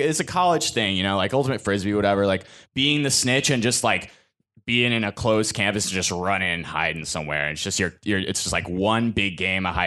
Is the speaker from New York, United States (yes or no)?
yes; Hudson Valley, upstate New York, United States; upstate New York, Hudson River, you know, Hudson Valley, right outside of West Point.